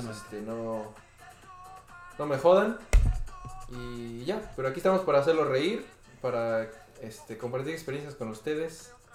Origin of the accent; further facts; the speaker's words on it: Pachuca, Hidalgo, Mexico; moved away; Yo soy de Pachuca